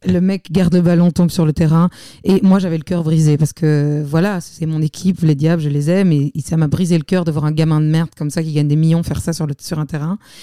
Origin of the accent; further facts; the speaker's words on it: Belgium; je suis belge